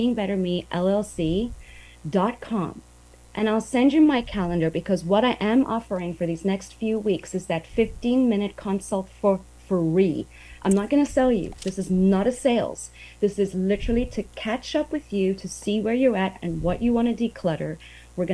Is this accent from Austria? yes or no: no; South Africa; moved away as an adult; also born or lived in Asia; now in Brownsville, United States; I grew up on the beach. I'm from South Africa